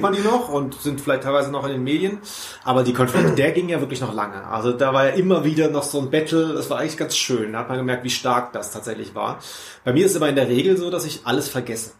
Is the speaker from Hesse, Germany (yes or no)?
no; Cologne, North Rhine-Westphalia, Germany; bin auch aus Köln